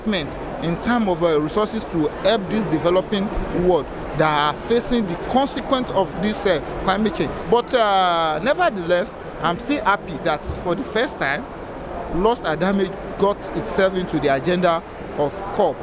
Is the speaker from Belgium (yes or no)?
no; Nigeria; I'm a Nigerian journalist. I report for the News Agency of Nigeria